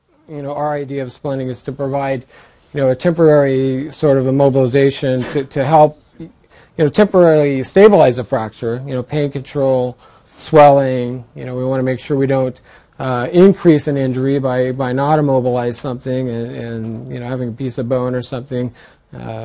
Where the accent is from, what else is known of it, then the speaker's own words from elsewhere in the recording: Central Valley, California, United States; I grew up in the Central Valley area